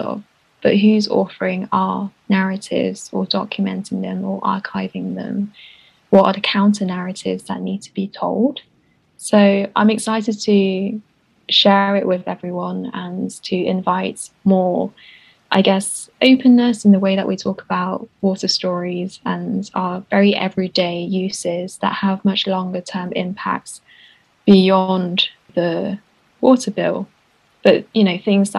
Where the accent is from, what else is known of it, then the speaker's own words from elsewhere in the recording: United Kingdom; a British person of color